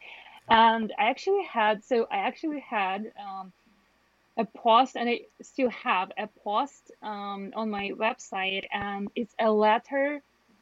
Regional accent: Belarus; I'm from Belarus

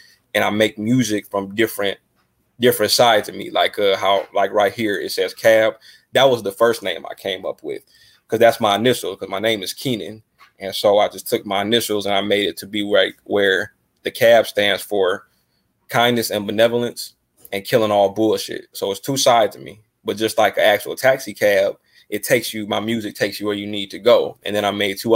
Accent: Detroit, Michigan, United States; also born or lived in Downriver, Michigan; I'm from Detroit, Michigan. Got to give a shout out to my city, the great Motown. Just growing up

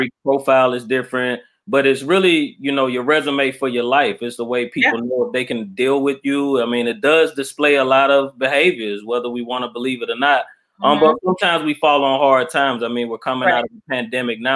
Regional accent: Mobile, Alabama, United States; also born or lived in Atlanta, Georgia; now in Albany, United States; I'm from Alabama. I'm originally from Mobile, Alabama.

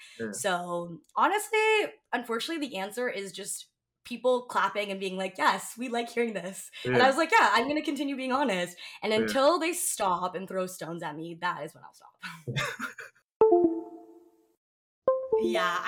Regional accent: Ontario, Canada; I'm Canadian

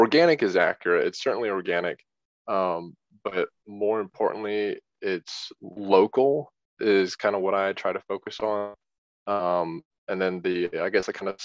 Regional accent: Peachtree Corners, Georgia, United States; I grew up in Peachtree Corners, Georgia

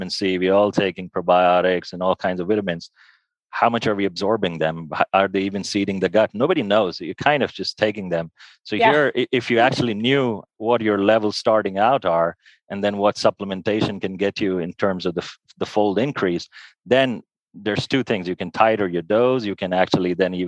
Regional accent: India; moved away as an adult; also born or lived in United States; now in Switzerland; I'm Indian by origin. So moving from India to the US where I did my medical training and research training, and then to Switzerland

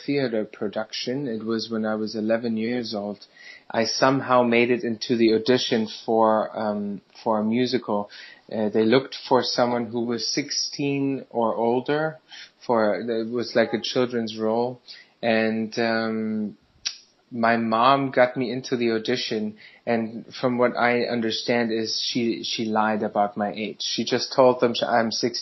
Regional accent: Germany; English is a second language; moved away as an adult; now in New York City, United States; I'm a band leader from New York City. Grew up in Germany. Moved here 6 years ago

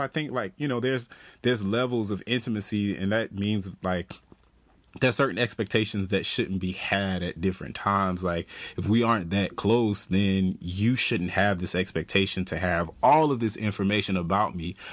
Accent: the South, United States; moved away; I'm from the South.

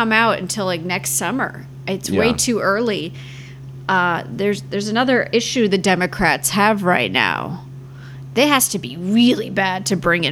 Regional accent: Providence, Rhode Island, United States; also born or lived in New York City; now in Florida, United States; I'm originally from Providence, Rhode Island, and I was home there

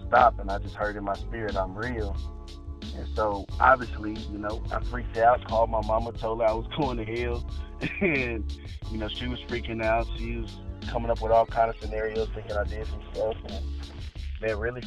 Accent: Victoria, Texas, United States; moved away; I grew up in Victoria, Texas. That's where I was born and raised for half of my life

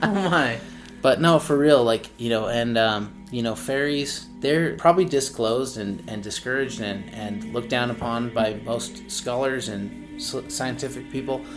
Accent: Utah, United States; we're from Utah

